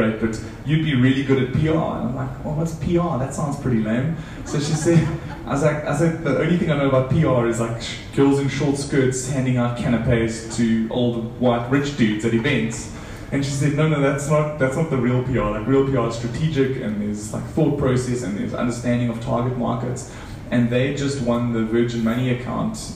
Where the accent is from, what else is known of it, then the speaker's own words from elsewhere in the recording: South Africa; this South African dude with an accent.